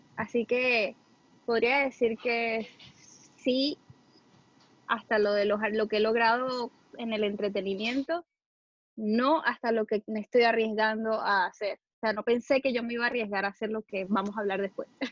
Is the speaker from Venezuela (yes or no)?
yes; Venezuela; soy tu primera venezolana